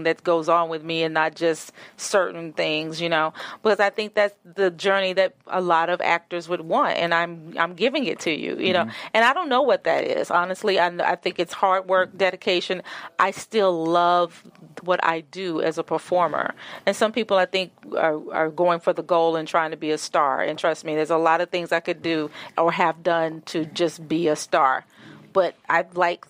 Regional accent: Memphis, Tennessee, United States; Born and raised in Memphis

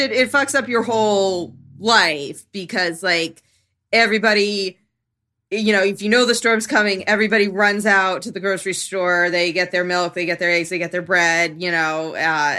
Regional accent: Hazleton, Pennsylvania, United States; now in West Coast, United States; my hometown of Hazleton, Pennsylvania, northeastern Pennsylvania

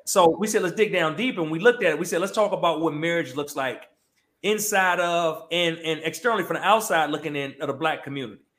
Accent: Prince George's County, Maryland, United States; now in Atlanta, United States; I'm from um, Prince George's County, Maryland, right? Uh, DMV area, but I, live in Atlanta now, but I'm, I'm originally from the DMV. Um, grew up there

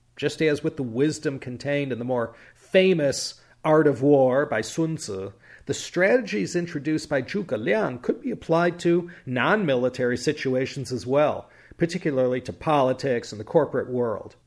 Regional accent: Chicago, Illinois, United States; now in Claremont, United States; having grown up in Chicago

